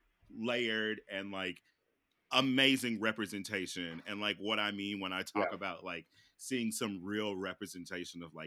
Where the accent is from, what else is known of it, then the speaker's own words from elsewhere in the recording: Midwest, United States; I grew up in the Midwest too.